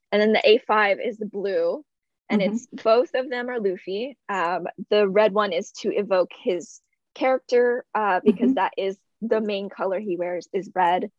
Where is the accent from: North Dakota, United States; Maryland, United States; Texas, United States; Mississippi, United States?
Texas, United States; I'm from Texas